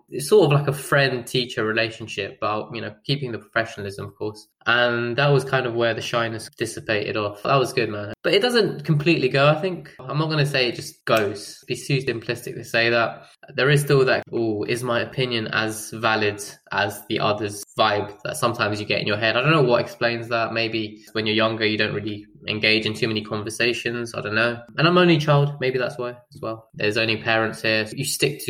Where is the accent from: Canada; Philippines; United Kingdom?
United Kingdom; Ilford, London; also born or lived in Durham